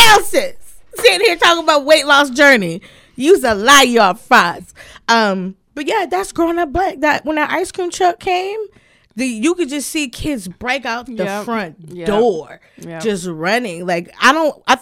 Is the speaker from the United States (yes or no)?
yes; California, United States; moved away; also born or lived in the South; I grew up in the West Coast